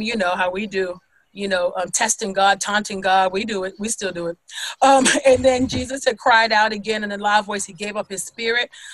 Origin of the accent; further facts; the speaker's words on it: California, United States; growing up in California